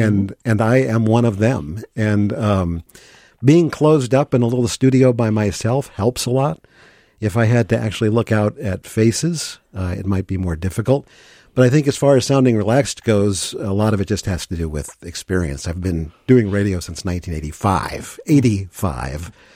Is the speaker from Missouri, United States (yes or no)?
yes; St. Louis, Missouri, United States; moved away as an adult; also born or lived in Virginia / Green Bay, Wisconsin / Madison, Wisconsin; now in Saint Paul, United States